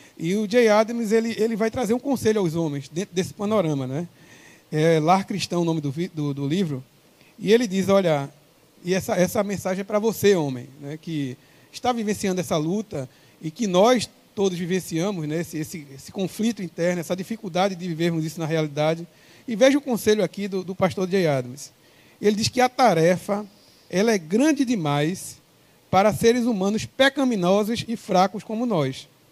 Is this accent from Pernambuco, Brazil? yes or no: yes; Pernambuco, Brazil; O nosso contato é 81, sou pernambucano